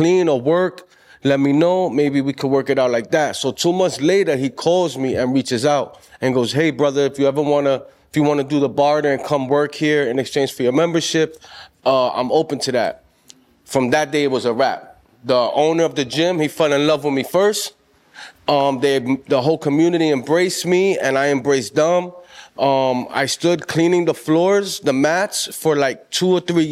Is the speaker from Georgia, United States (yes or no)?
no; New York City, New York, United States; I'm from the Boogie Down Bronx, and my family's from Puerto Rico